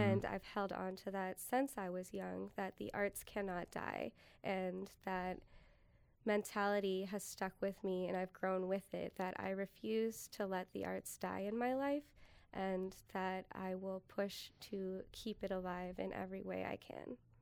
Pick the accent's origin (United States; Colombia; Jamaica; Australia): United States; San Diego, California; now in Appleton, United States; growing up in San Diego in the desert